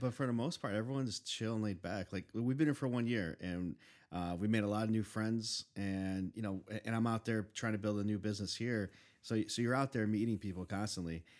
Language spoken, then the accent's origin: English; Chicago, Illinois, United States; I grew up, I was born and raised in Chicago